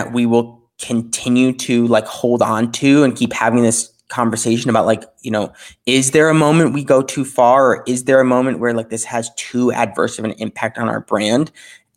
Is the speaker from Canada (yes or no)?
no; Minneapolis, Minnesota, United States; my hometown of Minneapolis